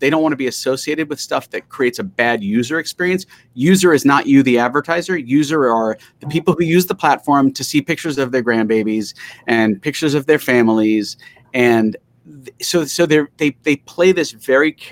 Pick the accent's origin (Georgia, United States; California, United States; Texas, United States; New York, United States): New York, United States; New York City; I grew up in Queens